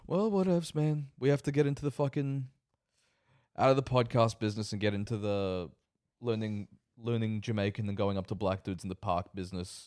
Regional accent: Australia; I am an Australian child of immigrants

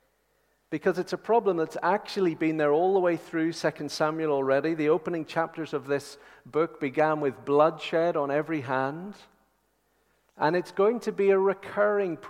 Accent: Northern Ireland, United Kingdom; accent: Northern Irish; My Northern Irish accent

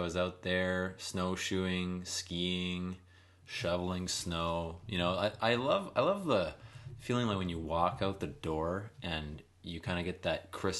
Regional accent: Canada; we're Canadian.

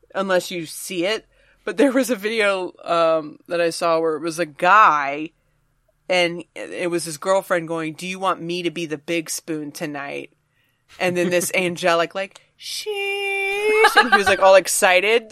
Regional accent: Virginia, United States; I'm from Virginia

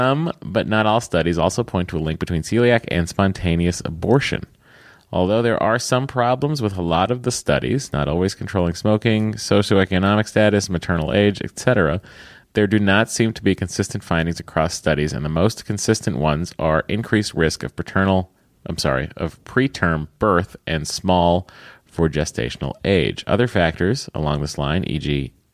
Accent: Lowell, Massachusetts, United States; I'm from Lowell, which we pronounce Lowell

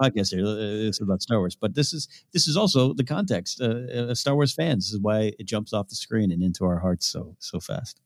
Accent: Arroyo Grande, California, United States; moved away; There's some two local bars in, in the, uh, Arroyo Grande Village in my hometown

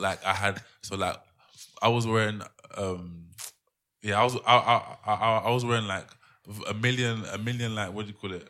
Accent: London, United Kingdom; moved away as an adult; also born or lived in mainland Europe; just as a Londoner

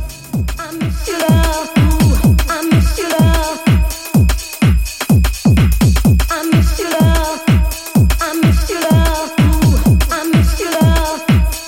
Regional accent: Paris, Île-de-France, France; I'm from Paris

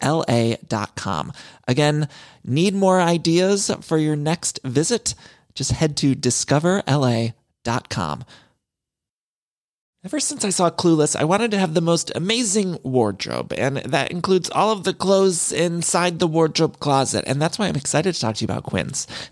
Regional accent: Midwest, United States; now in Los Angeles, United States; y'all know I'm from the Midwest, but I've lived in California for so long

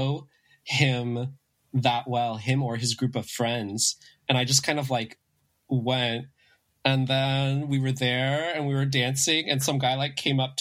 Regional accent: San Gabriel Valley, greater Los Angeles area, California, United States; I grew up in the San Gabriel Valley, where I actually currently am, in the LA, kind of the greater LA area

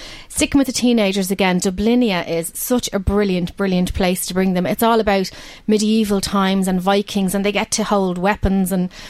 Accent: Balbriggan, Leinster, Ireland; I'm from Balbriggan.

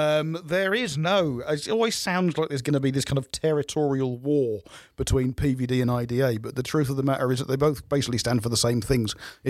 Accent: Suffolk, East of England, United Kingdom; But that's because I'm from Suffolk.

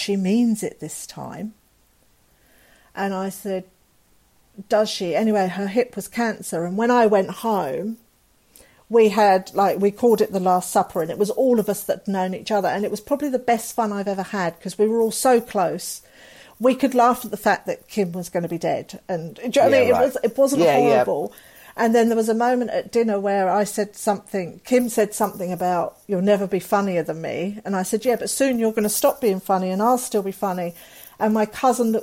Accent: England, United Kingdom; moved away as an adult; I love being English

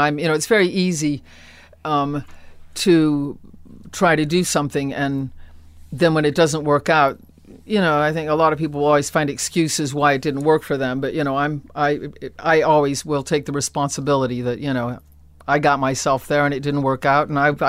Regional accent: Akron, Ohio, United States; born or raised there

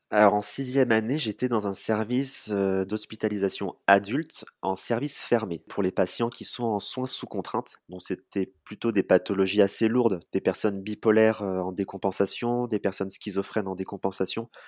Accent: Charente-Maritime, Nouvelle-Aquitaine, France; moved away as an adult; also born or lived in Bordeaux; now in Poitiers, France; Moi, je suis originaire de Charente-Maritime

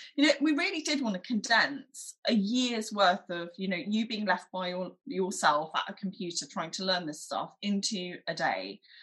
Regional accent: London, United Kingdom; I grew up in London. I went to primary school in East Finchley

